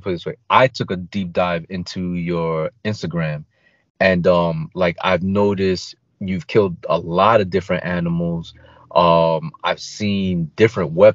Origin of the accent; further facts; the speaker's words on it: New York City, New York, United States; also born or lived in Queens; I grew up in Brooklyn. I live in Queens now, but I grew up in Brooklyn.